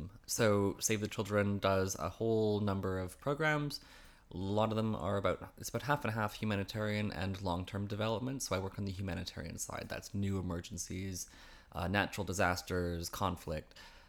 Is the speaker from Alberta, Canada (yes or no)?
no; Vancouver, British Columbia, Canada; moved away as an adult; also born or lived in Toronto; now in London, United Kingdom; I grew up in around Vancouver, actually, Canada, and Toronto is my adult Canadian home since before I came here.